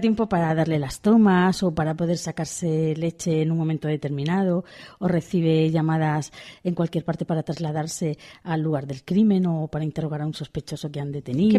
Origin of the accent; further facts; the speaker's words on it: Pamplona, Navarre, Spain; como soy de Pamplona